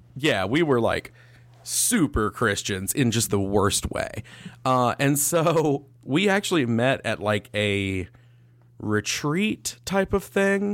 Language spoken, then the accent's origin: English; Winston-Salem, North Carolina, United States; moved away; when I grew up in Winston-Salem